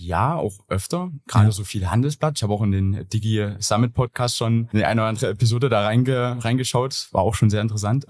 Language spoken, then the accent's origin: German; Gersdorf, Saxony, Germany; also born or lived in Chemnitz; Ich komme ursprünglich aus Gersdorf, also Umland von Chemnitz